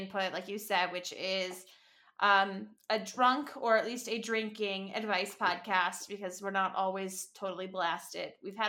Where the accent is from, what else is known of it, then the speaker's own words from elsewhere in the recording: Michigan, United States; moved away; I'm from Michigan as well.